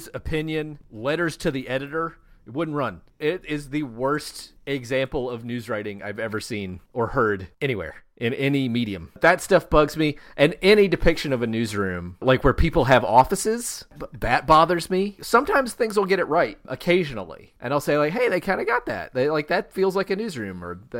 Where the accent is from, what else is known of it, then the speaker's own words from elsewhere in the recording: Shelby, North Carolina, United States; also born or lived in Asheville, North Carolina; I grew up in Shelby, North Carolina, which is a town that is about an hour west of Charlotte